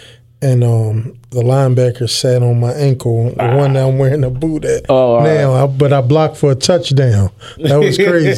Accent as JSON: {"language": "English", "town": "Philadelphia", "region": "Pennsylvania", "country": "United States", "tie": "born or raised there", "said": "I grew up in West Philly, you know, but my parents was married, you know, they was in Nation of Islam."}